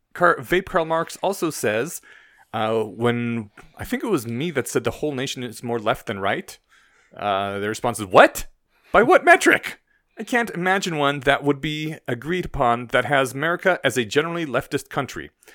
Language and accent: English; Poland; now in Denver, United States; my home country is in Eastern Europe